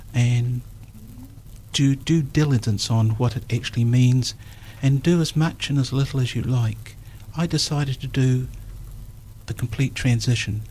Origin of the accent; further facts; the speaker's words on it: Dunedin, Otago, New Zealand; I was born in Dunedin on the 5th of March 1946.